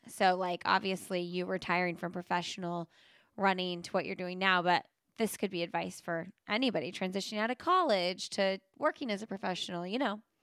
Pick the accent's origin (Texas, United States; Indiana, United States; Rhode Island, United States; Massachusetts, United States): Indiana, United States; Indianapolis; now in North Carolina, United States; I'm from Indianapolis